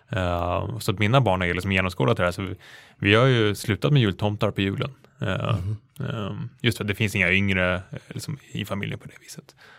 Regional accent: Stockholm, Stockholm County, Sweden; när man växte upp i Hökarängen i förort Stockholm

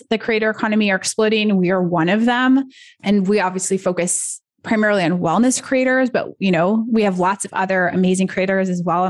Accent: United States; I'm American

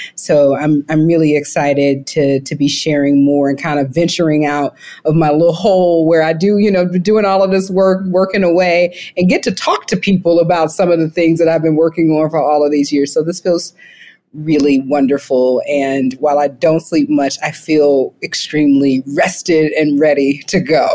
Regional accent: the South, United States; growing up in the South

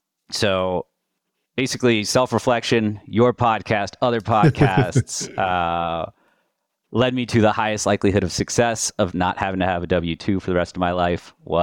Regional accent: Colorado, United States; With that, a little background on myself. I'm originally from Colorado.

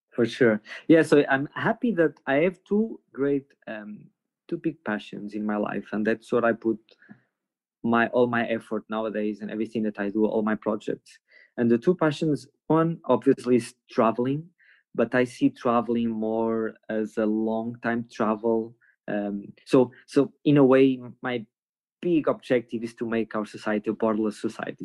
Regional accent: Porto, Norte, Portugal; I was born in Porto

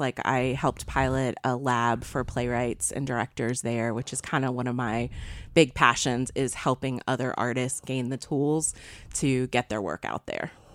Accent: Eastern Wake County, North Carolina, United States; moved away as an adult; also born or lived in New York / Minneapolis; I grew up here. I grew up in Eastern Wake County

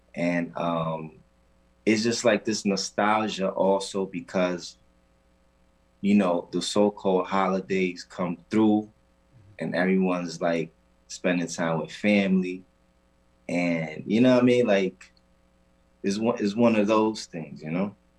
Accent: Puerto Rico; moved away; I'm from an island called Puerto Rico, um, better known to us as Borinquen

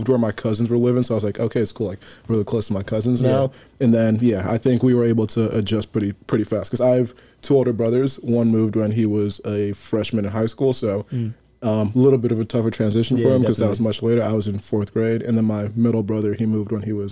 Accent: West Windsor, New Jersey, United States; also born or lived in Nigeria / North Carolina; I'm also from Jersey, but I live 10 minutes away from here

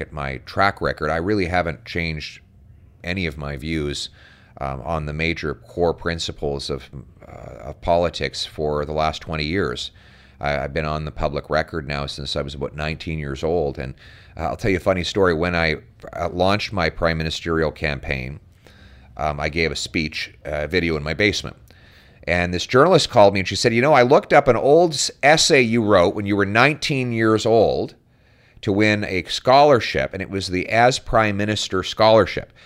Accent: Calgary, Alberta, Canada; now in Ottawa, Canada; born and raised in Calgary

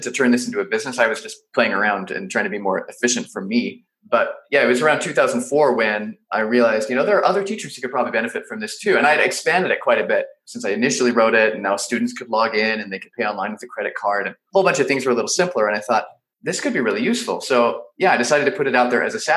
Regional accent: Salt Lake City, Utah, United States; born in Salt Lake City, Utah, and pretty much lived there my whole childhood

